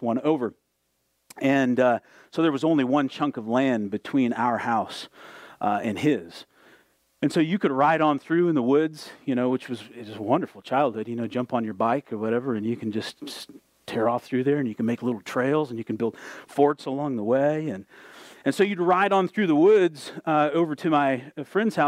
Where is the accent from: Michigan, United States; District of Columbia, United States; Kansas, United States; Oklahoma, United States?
Michigan, United States; Southwest; When I was a kid growing up in Southwest Michigan, we lived in a small town